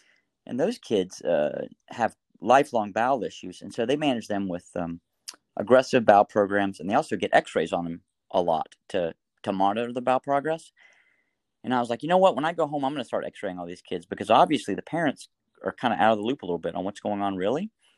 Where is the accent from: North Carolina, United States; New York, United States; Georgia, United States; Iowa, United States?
North Carolina, United States; Winston-Salem; So I'm from Winston-Salem, North Carolina, originally, and that's where I work.